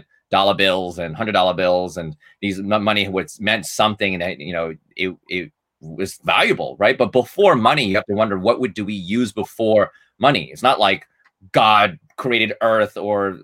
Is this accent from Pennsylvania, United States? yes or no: no; New York City, New York, United States; Based in New York City, born and raised in Manhattan